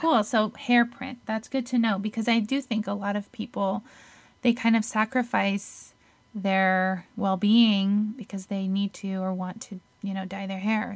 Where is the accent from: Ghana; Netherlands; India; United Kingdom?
Netherlands; moved away; I'm from Holland